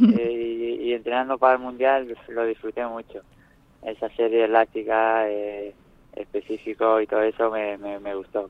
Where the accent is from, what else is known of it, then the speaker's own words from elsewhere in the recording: Nerja, Andalusia, Spain; Nerja, mi pueblo